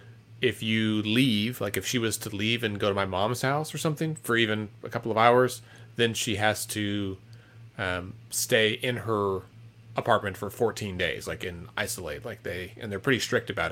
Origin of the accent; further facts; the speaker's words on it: Texas, United States; I grew up in Texas